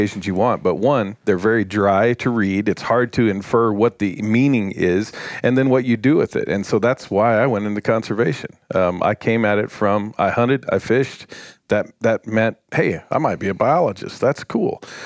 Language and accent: English; Bakersfield, California, United States; moved away; I grew up outside of Bakersfield, California